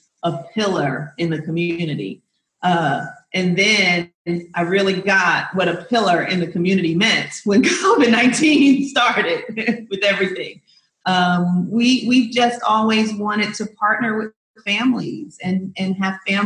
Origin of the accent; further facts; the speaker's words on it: New Jersey, United States; moved away as an adult; now in Georgia, United States; I'm originally from New Jersey, so I taught for the East Orange School District as well